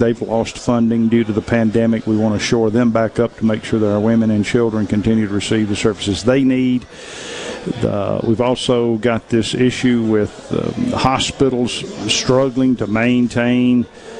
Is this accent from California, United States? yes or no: no; Clinton, Mississippi, United States; I grew up in Clinton, and it's been there ever since I can remember